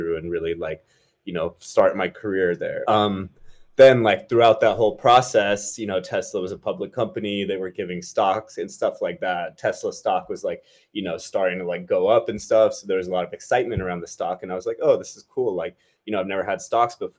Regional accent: Bay Area, Silicon Valley, California, United States; I was born and brought up in the Bay Area, Silicon Valley

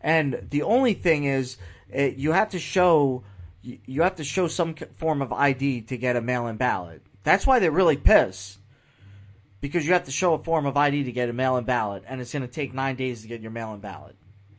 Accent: New York, United States; now in Florida, United States; I live in the state of Florida, so I am allowed to vote here, even though I was born in New York.

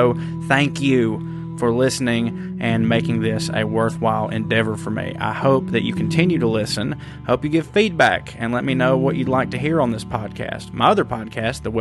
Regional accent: Chickamauga, Georgia, United States; my hometown of Chickamauga, Georgia

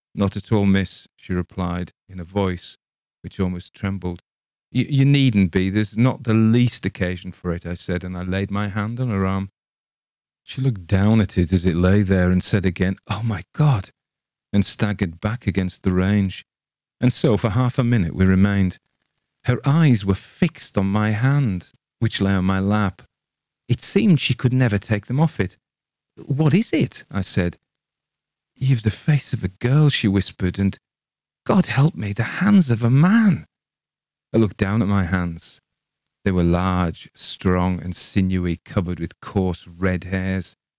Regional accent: England, United Kingdom; I read it as an Englishman

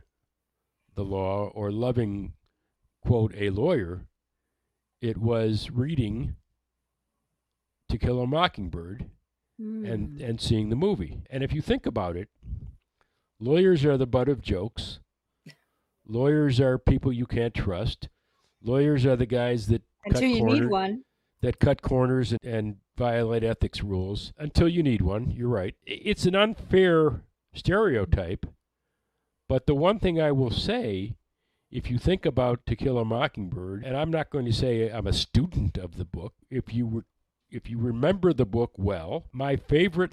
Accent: Detroit, Michigan, United States; I grew up in Detroit.

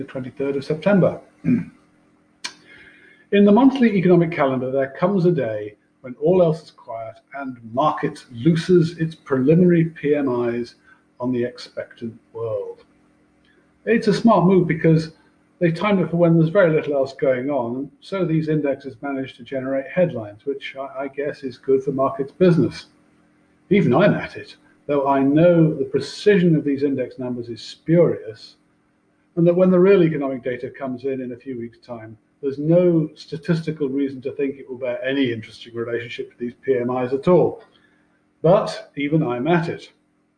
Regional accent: United Kingdom; moved away as an adult; I'm British, obviously, but having spent most of my career abroad

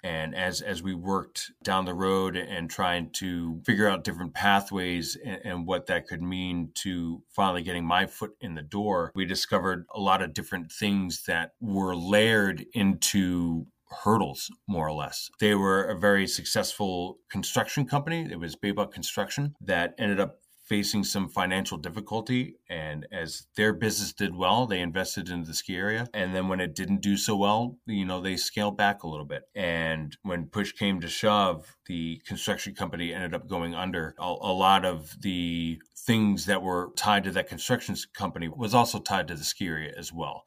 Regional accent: Northeast Pennsylvania, United States; born or raised there; moved away; also born or lived in New York

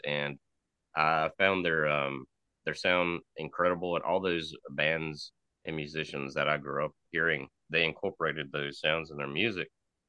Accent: Eastern North Carolina, United States; moved away as an adult; now in Black Mountain, United States; So I grew up in Eastern North Carolina in the church, and particularly the Southern Free Will Baptist denomination, which I soon found myself at odds with.

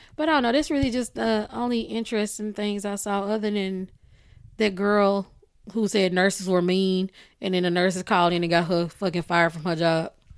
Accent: Texas, United States; I am from Texas

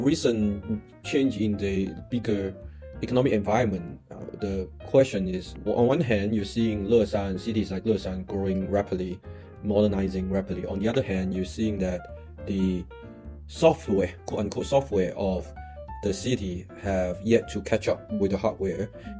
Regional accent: Chaozhou, Guangdong, China; moved away; even though I came from Chaozhou, which is like a fourth tier city.

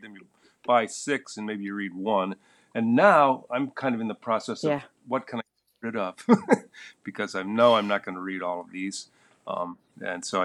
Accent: the Midwest, a little town in the middle of Michigan, United States; I grew up in the Midwest, which is known as the great American place to escape from

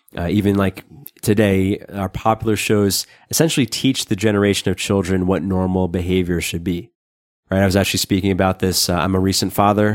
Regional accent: New York, United States; I grew up in New York

